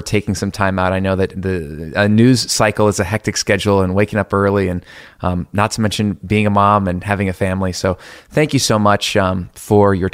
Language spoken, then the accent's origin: English; Florida, United States; I grew up in Florida